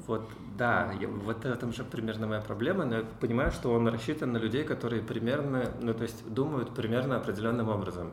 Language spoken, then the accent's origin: Russian; Cheboksary, Chuvashia, Russia; Я родился в Чебоксарах, учился там же, в школе